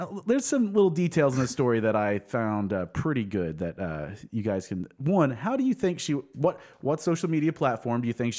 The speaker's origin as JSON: {"language": "English", "town": "Sapulpa", "region": "Oklahoma", "country": "United States", "said": "I'm from Sepulpa, Oklahoma."}